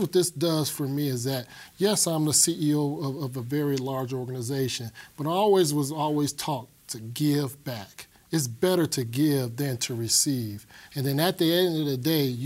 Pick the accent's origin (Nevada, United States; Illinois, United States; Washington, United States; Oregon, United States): Illinois, United States; Chicago; moved away as an adult; now in Colorado, United States; I was born and raised in Chicago, Illinois.